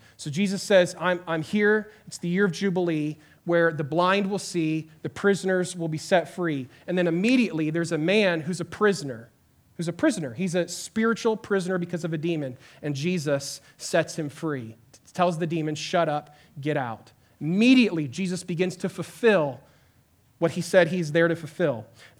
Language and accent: English; Santiago, Santiago Metropolitan Region, Chile; I grew up in Chile, South America, in the city of Santiago. It's a mega metropolis of 7 million people. And my parents moved there when I was in the fifth grade to be missionaries.